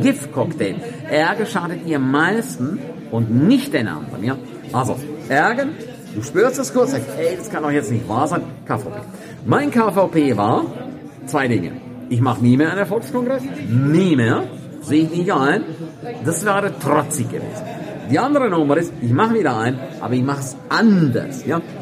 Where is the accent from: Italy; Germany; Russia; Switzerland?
Switzerland; St. Moritz, Graubünden; in meiner Heimatstadt, in St. Moritz